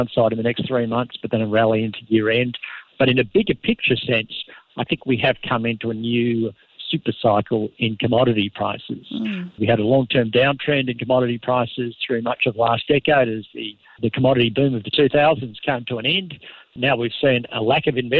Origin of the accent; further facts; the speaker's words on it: Australia; I'm coming from Australia